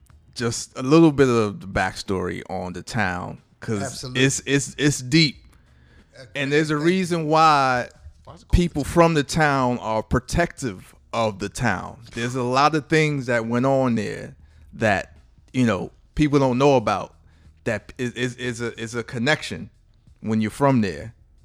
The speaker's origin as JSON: {"language": "English", "town": "New York City", "region": "New York", "country": "United States", "said": "I'm from Brooklyn too"}